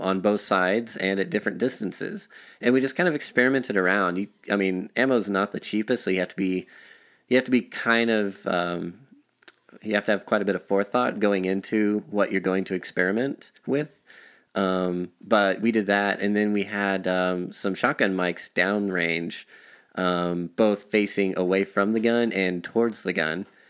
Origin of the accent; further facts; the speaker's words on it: Artesia, New Mexico, United States; now in Denver, United States; I was uh, practically born and raised in New Mexico